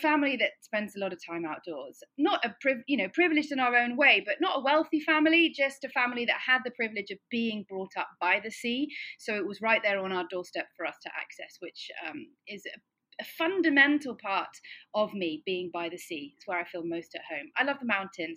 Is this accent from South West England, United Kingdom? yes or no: yes; Cornwall, South West England, United Kingdom; I'm from Cornwall